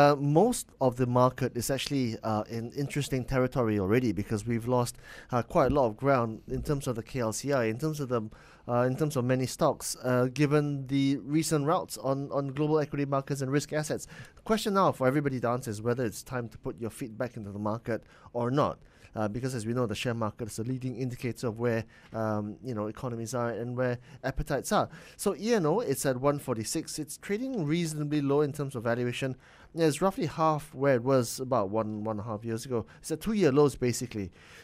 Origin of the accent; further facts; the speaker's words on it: Penang, Malaysia; because Melissa, you and I come from Penang, mm-hmm.